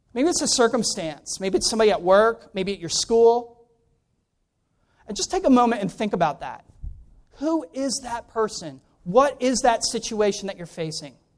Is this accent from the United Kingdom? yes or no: no; Ellicott City, Maryland, United States; moved away; also born or lived in Vienna, Austria; I'm originally from Ellicott City, Maryland